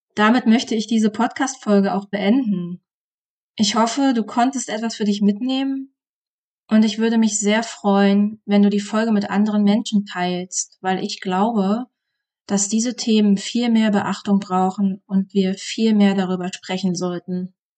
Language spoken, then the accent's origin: German; East Germany, Germany; Meine Jugend im Osten Deutschlands.